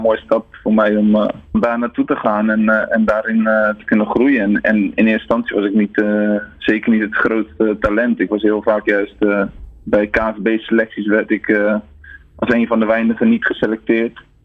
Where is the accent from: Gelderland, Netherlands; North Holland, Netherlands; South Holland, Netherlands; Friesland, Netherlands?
South Holland, Netherlands; Ouderkerk aan den IJssel; Ik kom, ik kom uit Oudekerk aan de IJssel, dat is een heel klein dorpje